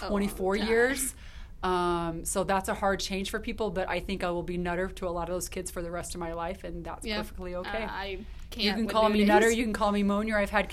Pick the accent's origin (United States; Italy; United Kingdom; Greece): United States; York, Nebraska; also born or lived in Colorado Springs, Colorado; I grew up in York, Nebraska. I was born in Colorado Springs and lived there till I was two, and then my parents moved to York.